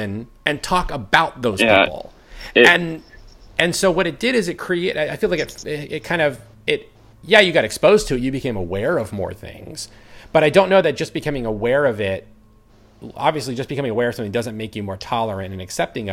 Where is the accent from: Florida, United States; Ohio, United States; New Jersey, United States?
Florida, United States; Orlando; growing up in Orlando, my mall was West Oaks